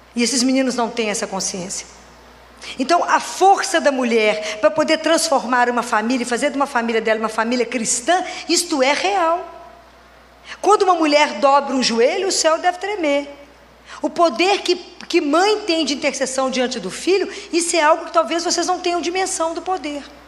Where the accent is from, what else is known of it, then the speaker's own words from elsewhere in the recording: Oliveira, Minas Gerais, Brazil; now in Belo Horizonte, Brazil; Eu sou natural da cidade de Oliveira, moro em Belo Horizonte, sou pediatra